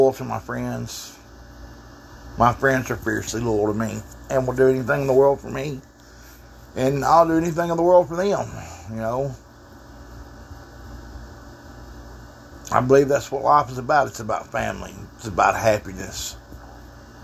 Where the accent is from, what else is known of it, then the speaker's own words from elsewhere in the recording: Texas, United States; I'm from Texas